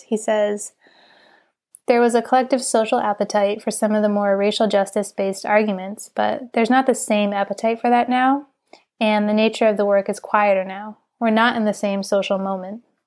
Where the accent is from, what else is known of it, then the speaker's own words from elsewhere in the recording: New York, United States; we had it in New York State growing up.